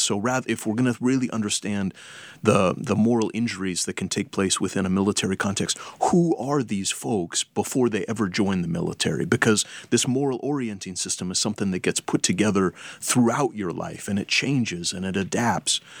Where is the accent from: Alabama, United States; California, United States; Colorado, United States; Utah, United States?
California, United States; Berkeley; I was um, raised in Berkeley, California